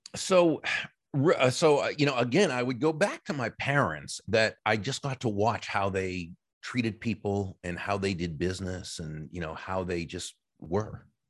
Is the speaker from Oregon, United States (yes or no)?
no; Massachusetts, United States; moved away as an adult; now in Florida, United States; I grew up in, in Massachusetts in the, uh, in the, uh, U S